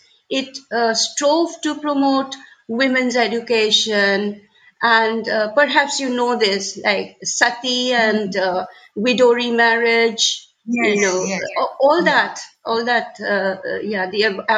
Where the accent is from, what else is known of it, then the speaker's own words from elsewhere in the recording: Shillong, Meghalaya, India; growing up in Shillong during our time was a little different